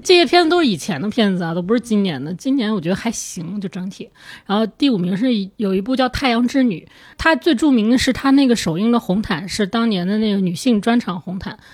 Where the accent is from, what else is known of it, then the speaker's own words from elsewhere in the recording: China; 他可能他也不知道我是中国人、日本人之类的